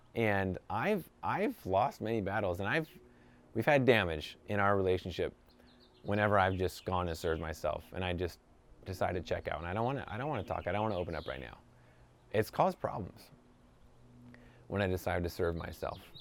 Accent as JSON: {"language": "English", "region": "New York", "country": "United States", "moved": "yes", "lives_now": "California, United States", "said": "I'm from New York"}